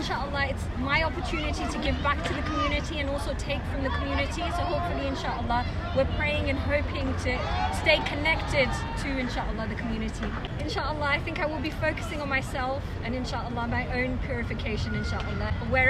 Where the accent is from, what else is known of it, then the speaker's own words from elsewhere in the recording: Birmingham, West Midlands, United Kingdom; now in England; I'm from Birmingham, I got married and moved to Yorkshire